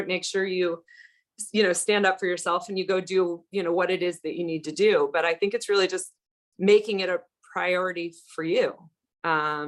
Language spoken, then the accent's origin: English; Florida, United States; I grew up in Florida